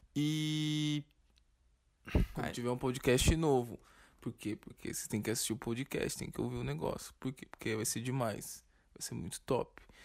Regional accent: São Paulo, Brazil; E a gente é de São Paulo

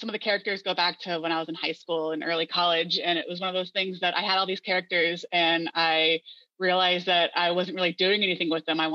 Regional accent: Ozarks of Missouri, United States; moved away as an adult; also born or lived in Springfield, Missouri; now in Portland, United States; I grew up in the Ozarks of Missouri, actually. I grew up in a small town of 600 people in Missouri

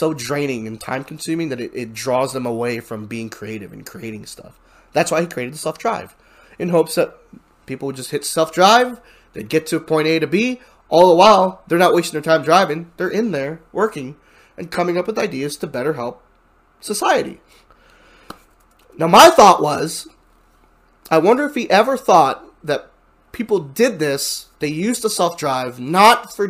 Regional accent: United States; I'm American

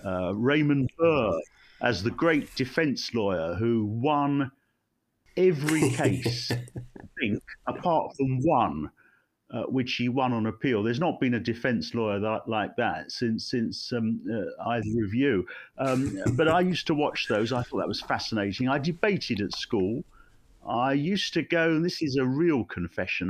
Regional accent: Ilford, London, United Kingdom; also born or lived in Finsbury Park, London; my parents moved to Ilford in Essex in 1963

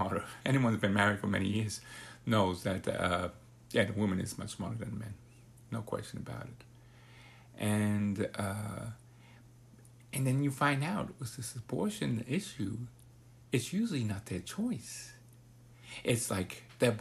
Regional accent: New York City, New York, United States; also born or lived in Broward County, Florida; now in Florida, United States; I came from New York City.

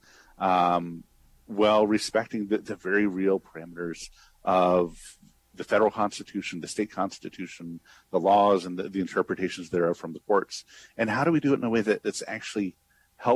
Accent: Connecticut, United States; moved away as an adult; also born or lived in Rhode Island / Rochester, New York; now in Pittsburgh, United States; I grew up in Connecticut

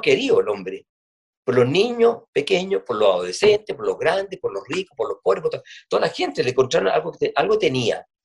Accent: Punta Arenas, Magallanes and Chilean Antarctica, Chile; yo soy de Punta Arena

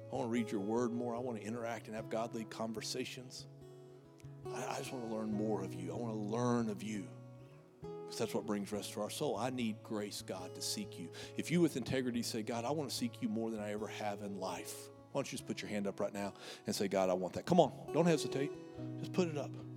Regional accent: United States; Because we're Americans

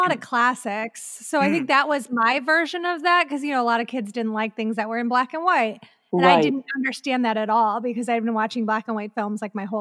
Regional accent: Ohio, United States; now in Los Angeles, United States; I grew up in Ohio, the indie theater was on the east side of Cleveland, and we grew up in a suburb on the far west side.

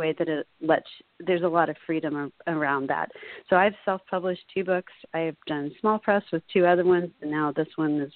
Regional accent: Laguna Beach, California, United States; Laguna Beach, my hometown

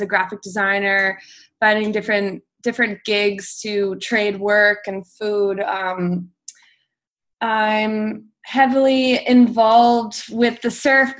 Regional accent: Delaware, United States; moved away as an adult; also born or lived in Virginia; I'm from Delaware, the small state on the East Coast. I just turned 27

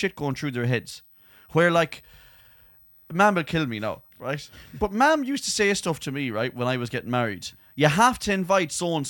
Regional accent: Ireland; We're Irish.

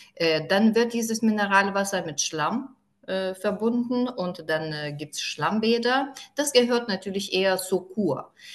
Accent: Druskininkai, Alytus County, Lithuania; German is a second language; ich bin aufgewachsen in Ruskininkai

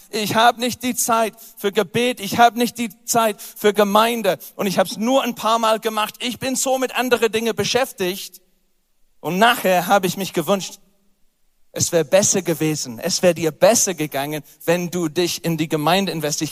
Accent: England, United Kingdom; German is a second language; moved away

